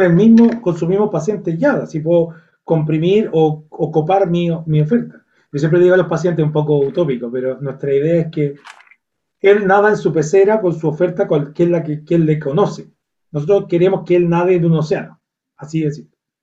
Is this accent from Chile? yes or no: yes; Viña del Mar, Valparaíso, Chile; yo soy de Viña del Mar, una región